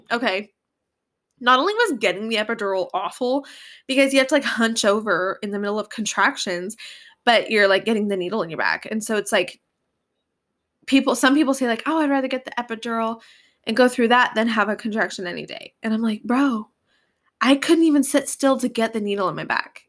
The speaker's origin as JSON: {"language": "English", "region": "Northern California", "country": "United States", "said": "we're from Northern California"}